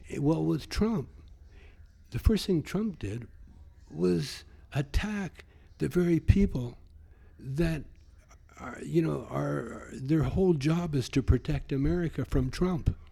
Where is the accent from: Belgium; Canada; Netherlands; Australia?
Canada; the Canadian Prairies; you grow up like I did in, in the prairies